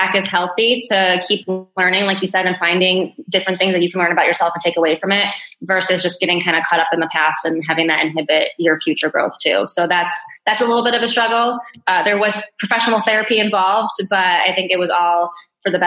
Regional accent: Naperville, Illinois, United States; now in Chicago, United States; I grew up in Naperville, you know, been here for nearly 35 years now

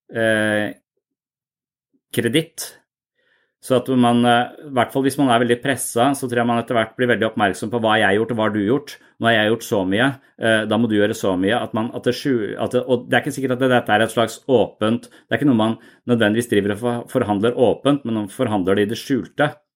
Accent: Eastern Norway, Norway; moved away as an adult; now in Southern Norway (Sørlandet), Norway; jeg er fra Østlandet

